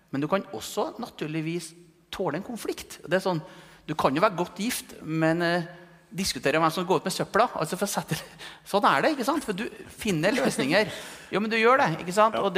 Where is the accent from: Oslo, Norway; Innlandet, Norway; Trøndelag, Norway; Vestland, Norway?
Trøndelag, Norway; Malm; jeg er fra Malm, Malm i Nord-Trøndelag, et gruvesamfunn. Så jeg, jeg kommer jo fra bygda, men jeg vokste opp i et industrisamfunn